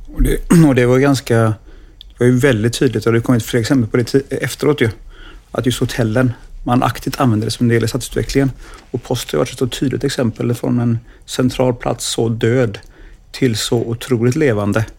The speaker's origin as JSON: {"language": "Swedish", "town": "Gothenburg", "region": "Västra Götaland", "country": "Sweden", "said": "som göteborgare komma hem igen"}